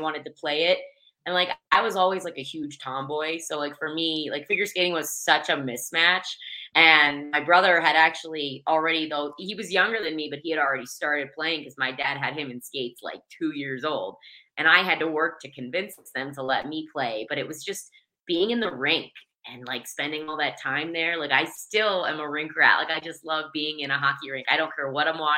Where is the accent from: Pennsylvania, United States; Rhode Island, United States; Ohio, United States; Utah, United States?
Pennsylvania, United States; Pittsburgh; moved away as an adult; also born or lived in Geneseo, New York; I'm from Pittsburgh, Pennsylvania, originally, and I grew up playing